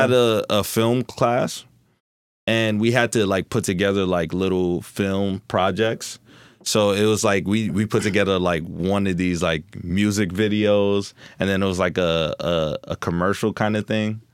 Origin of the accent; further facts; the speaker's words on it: Newark, New Jersey, United States; also born or lived in Florida; I'm born and raised in Newark, New Jersey, but I went to Florida for two years to live